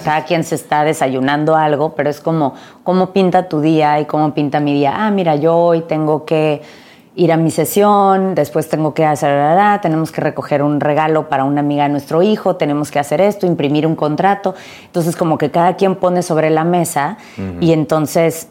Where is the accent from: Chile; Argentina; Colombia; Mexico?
Mexico; crecí en México